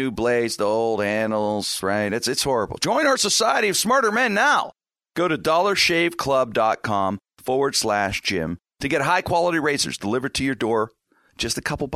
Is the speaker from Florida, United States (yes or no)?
no; Pittsburgh, Pennsylvania, United States; I lived here my whole life, grew up in the strip